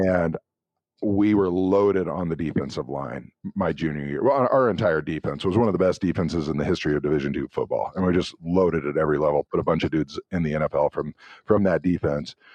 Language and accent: English; Tekamah, Nebraska, United States; I'm from Tacoma, Nebraska, a tiny town